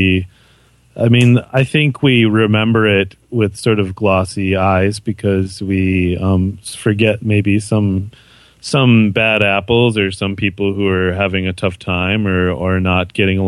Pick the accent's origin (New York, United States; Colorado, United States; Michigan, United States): Michigan, United States; Muskegon; moved away as an adult; also born or lived in Canada; I am from West Michigan. The Muskegon is where I grew up.